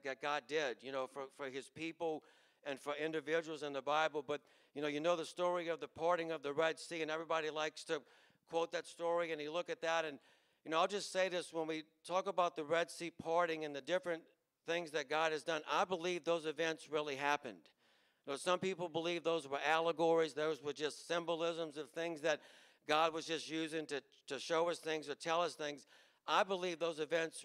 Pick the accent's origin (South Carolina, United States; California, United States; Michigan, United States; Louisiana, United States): Louisiana, United States; Chalmette; We grew up in Chalmette